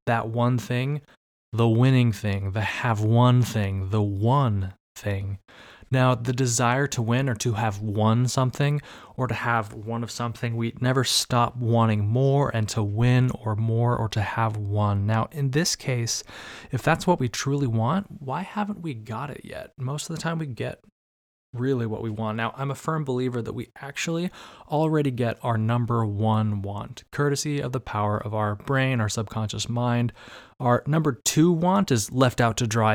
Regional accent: Arizona, United States; moved away; also born or lived in Bay Area, California; I'm actually from Arizona, by the way, and that's hot as hell

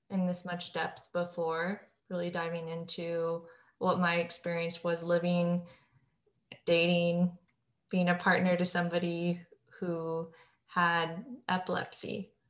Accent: Scotland, United Kingdom; So I'm Scottish too, so I love this.

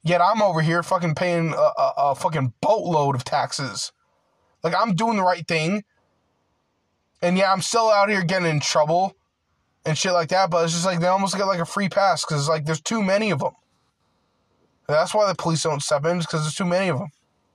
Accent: United States; I'm a full-blooded American. Like, I grew up here.

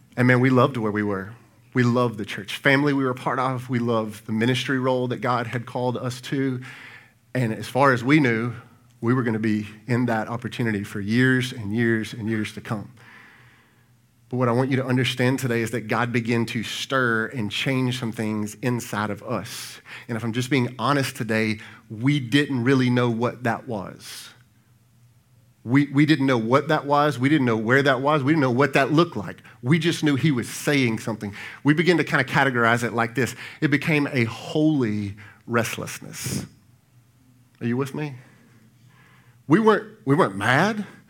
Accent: Brandon, Mississippi, United States; now in Pearl, United States; My wife and I grew up in Brandon

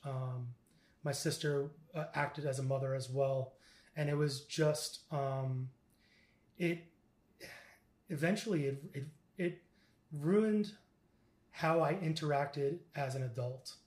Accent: Stony Brook, New York, United States; I'm originally from New York, and I was born uh, on Long Island, Stony Brook, Long Island

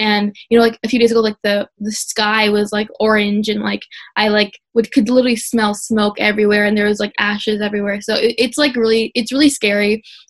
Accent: India; first language Telugu; English is a second language; Because I'm not super fluent in my native language of Telugu.

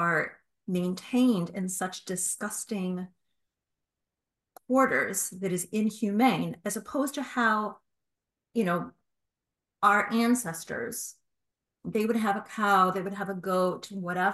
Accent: United States; growing up in the United States, when I did

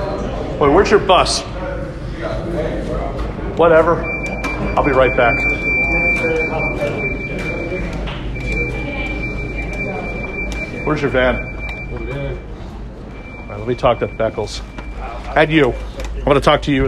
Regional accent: Philadelphia, Pennsylvania, United States; I'm from the Philly area

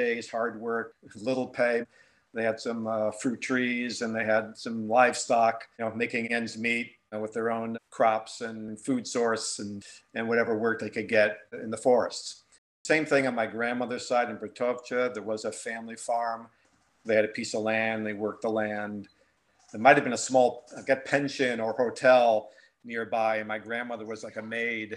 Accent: New Britain, Connecticut, United States; where I was born in New Britain, Connecticut. You know, I was baptized there. My parents were married there.

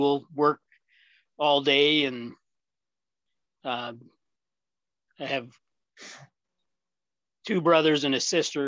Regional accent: Coaldale, Alberta, Canada; also born or lived in Ontario; my dad moved us out here when we were quite young to run a dairy farm just outside of Coaldale

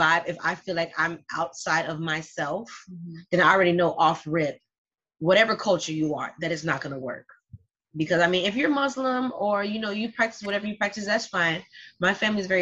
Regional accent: Miami, Florida, United States; I'm from Miami. I speak Spanish too.

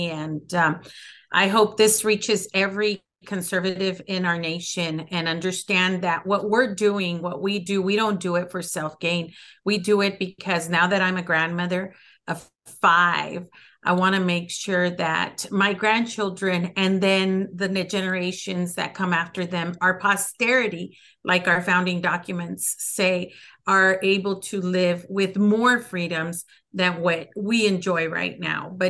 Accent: El Paso, Texas, United States; first language Spanish; English is a second language; also born or lived in Ciudad Juárez, Mexico; so i grew up here in el paso i was born in the barrio my first language is spanish and i grew up going to to church in ciudad juarez which is our neighbor city

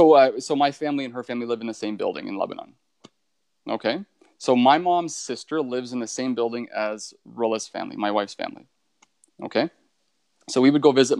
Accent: Northern Ontario, Canada; I grew up in Northern Ontario

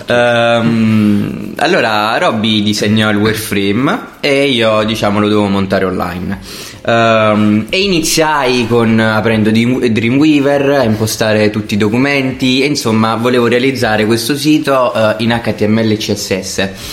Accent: Salerno, Campania, Italy; also born or lived in Milan / Naples; io sono salernitano

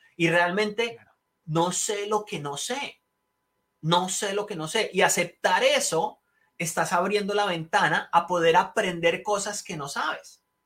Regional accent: Colombia; moved away as an adult; now in United States; yo nací en Colombia, eh, nací y criado en Colombia, me vine cuando tenía 21 años

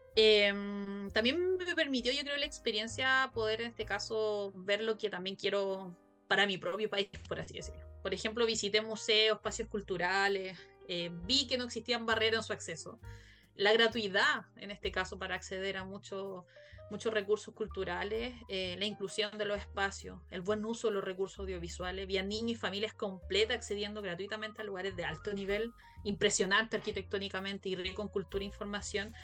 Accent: Chile; soy de Chile

